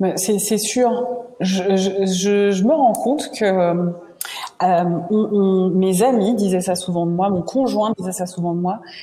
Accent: Martinique; je suis originaire de la Martinique

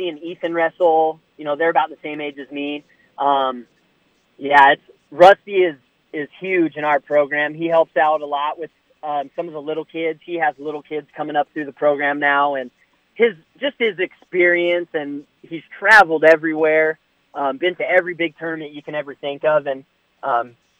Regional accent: Roseburg, Oregon, United States; moved away as an adult; So I grew up in Roseburg, Oregon. It's southwestern Oregon

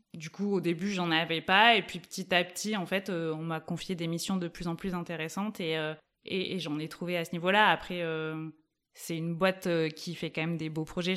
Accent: Toulouse, Occitania, France; now in Grenoble, France; J'ai grandi à Toulouse, enfin dans l'agglomération toulousaine

